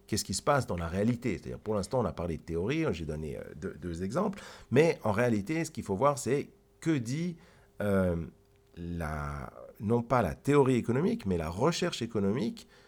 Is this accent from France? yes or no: no; Geneva, Switzerland; je viens de Genève, de Suisse.